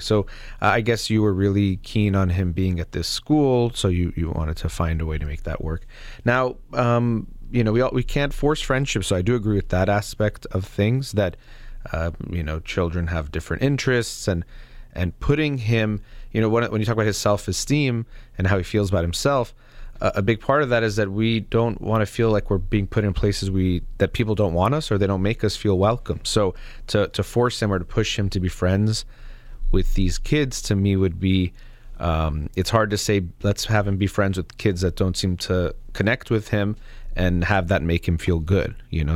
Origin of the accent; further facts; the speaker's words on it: United States; myself as an American